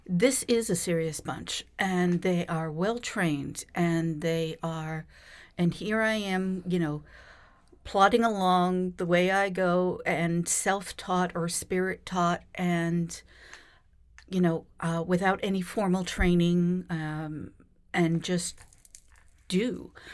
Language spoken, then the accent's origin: English; Boston, Massachusetts, United States; born in Boston